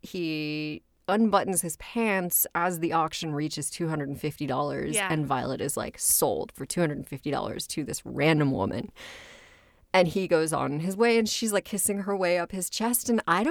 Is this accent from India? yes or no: no; Scotland, United Kingdom; I was an archaeology major and that I was originally from Scotland.